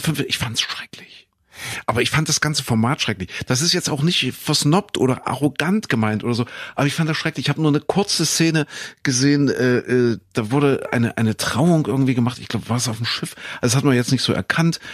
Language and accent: German; Köthen, Saxony-Anhalt, Germany; Ich komme ja aus Kuhköthen in Sachsen-Anhalt